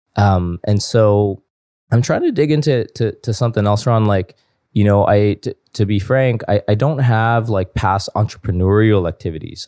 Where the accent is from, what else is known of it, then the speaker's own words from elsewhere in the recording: Toronto, Ontario, Canada; I was born and raised in Toronto.